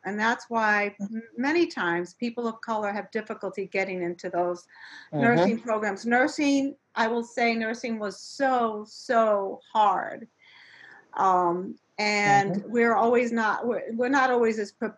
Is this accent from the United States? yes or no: yes; New York City, New York, United States; growing up in New York City in the South Bronx